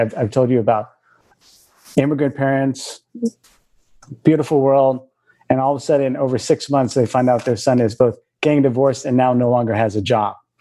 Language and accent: English; Bay Area of California, United States; I grew up in the in the Bay Area of California. I'm first generation.